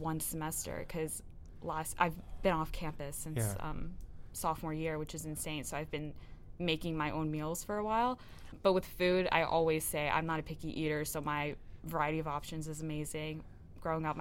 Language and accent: English; New York, United States; moved away; I am from New York